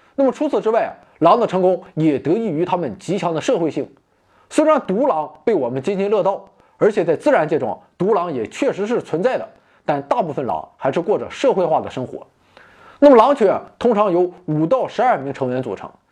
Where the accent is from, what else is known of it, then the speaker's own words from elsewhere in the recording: China; 我们中国人